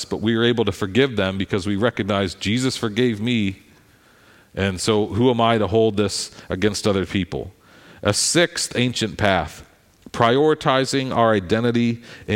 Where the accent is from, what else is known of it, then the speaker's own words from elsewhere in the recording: Philadelphia, Pennsylvania, United States; I'm a Philadelphian